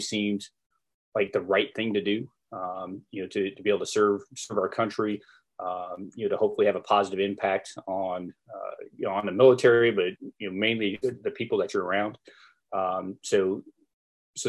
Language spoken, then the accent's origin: English; Kansas, United States; moved away as an adult; also born or lived in New York / New Jersey / Germany; I grew up in Kansas and went through ROTC